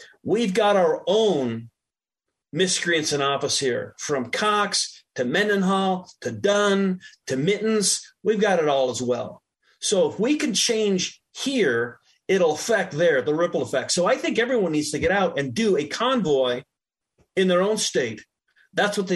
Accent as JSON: {"language": "English", "country": "Canada", "tie": "born or raised there", "also_born_or_lived": "Provo, Utah, United States", "moved": "as an adult", "lives_now": "Utah, United States", "said": "I was born down here in Provo, and 3 months later went to Canada and lived there till I was 24"}